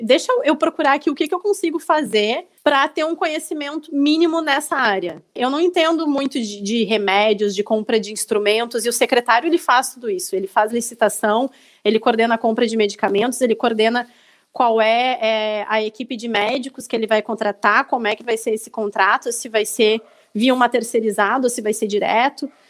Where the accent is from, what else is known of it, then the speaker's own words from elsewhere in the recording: Glorinha, Rio Grande do Sul, Brazil; eu sou gaúcha, sou de uma cidade do interior aqui do Rio Grande do Sul, de 7 mil habitantes, que é Glorinha.